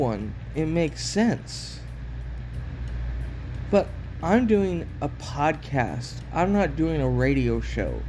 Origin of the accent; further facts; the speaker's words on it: Oregon, United States; moved away; I'm from Oregon